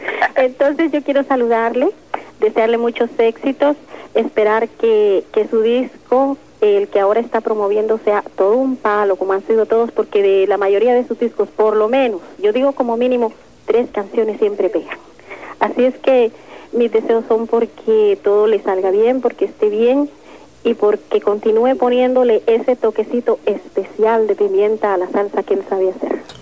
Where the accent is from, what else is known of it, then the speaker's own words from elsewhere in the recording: Guatemala; moved away; mi país natal, Guatemala